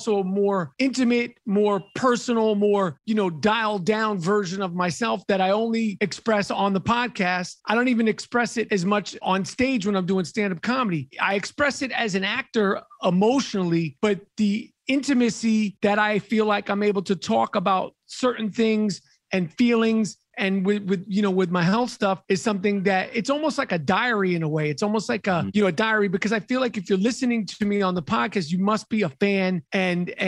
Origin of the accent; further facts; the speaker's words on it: New York City, New York, United States; moved away as an adult; also born or lived in Los Angeles; I'm born and raised in Manhattan